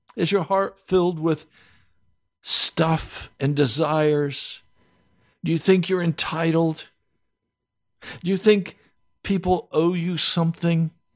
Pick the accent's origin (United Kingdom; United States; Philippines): United States; we as American Christians, and I include myself here